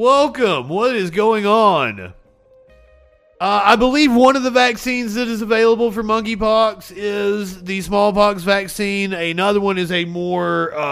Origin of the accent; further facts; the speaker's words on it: Eastern Kentucky, United States; moved away; I'm from Eastern Kentucky